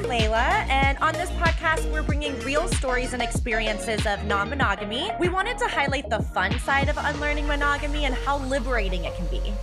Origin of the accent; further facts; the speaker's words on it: Southern Georgia, United States; I grew up on the Bible Belt